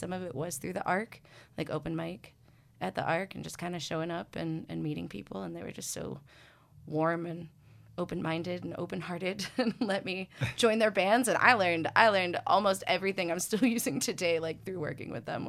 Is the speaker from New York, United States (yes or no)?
no; Ann Arbor, Michigan, United States; growing up in Ann Arbor.